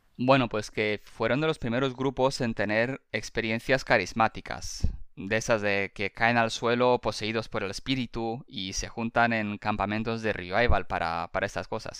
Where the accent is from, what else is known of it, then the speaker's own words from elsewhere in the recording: Spain; somos dos millennials rumanos que crecimos en España